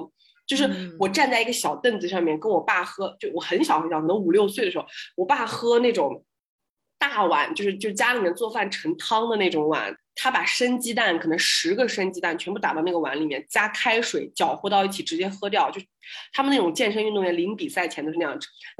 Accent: Xinjiang, China; moved away as an adult; now in Australia; 我们新疆人是喝牛奶长大，就是而且我们牛奶特别好喝，所以导致就是你看我到澳洲来是无缝衔接

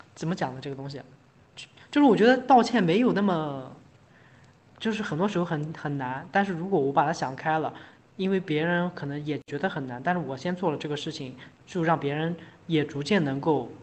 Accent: China; 我们整个中国人

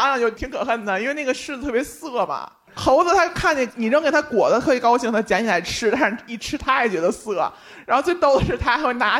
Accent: Tianjin, China; 因为我是在天津长大的

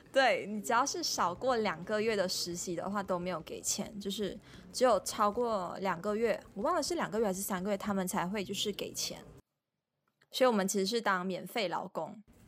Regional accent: Malaysia; moved away as an adult; also born or lived in France; je suis malaisienne

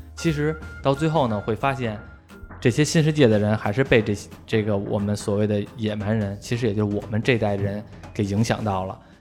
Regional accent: China; 就我们中国人就开始琢磨

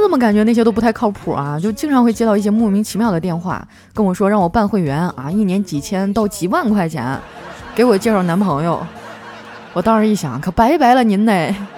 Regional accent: Shenyang, Liaoning, China; moved away as an adult; now in Shanghai, China; 一听你提沈阳，我都有点想家了

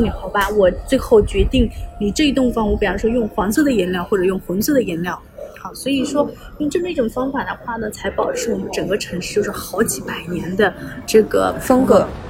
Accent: China; 而且这个名字只有我们中国人才这么叫的

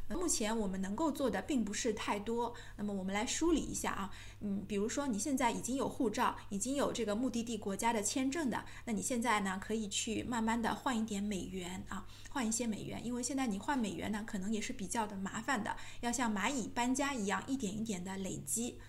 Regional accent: China; 那这个政策跟我们中国人有什么关系呢

